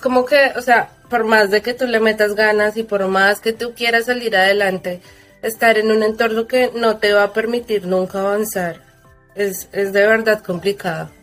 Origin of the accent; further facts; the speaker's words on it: Colombia; moved away; en mi país lo que hicieron fue que ellos sí cerraron, pero Colombia es un país de comerciantes.